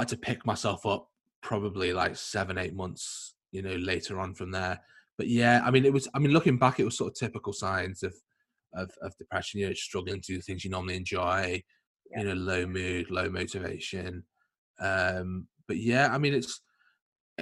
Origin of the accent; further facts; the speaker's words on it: Liverpool, North West England, United Kingdom; also born or lived in Leeds; I'm from Liverpool